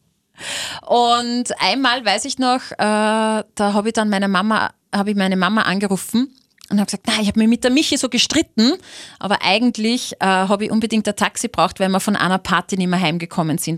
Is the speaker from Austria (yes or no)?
yes; Linz, Upper Austria, Austria; Ich bin in Linz aufgewachsen